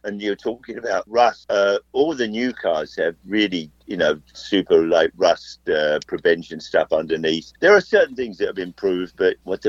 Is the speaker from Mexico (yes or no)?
no; England, United Kingdom; now in United States; When I grew up in England